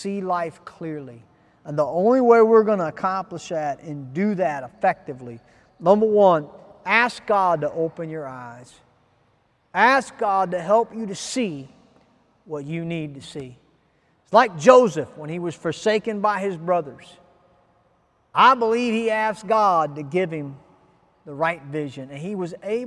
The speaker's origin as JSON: {"language": "English", "country": "Ghana", "said": "as a Ghanaian citizen"}